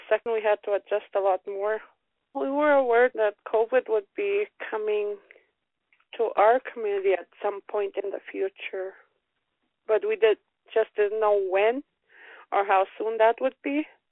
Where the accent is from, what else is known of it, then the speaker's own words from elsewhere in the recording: Summer Beaver, Ontario, Canada; I grew up in the community